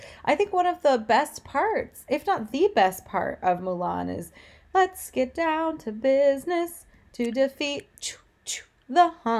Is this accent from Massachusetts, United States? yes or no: no; Michigan, United States; accent: Michigan; my Michigan accent really came out.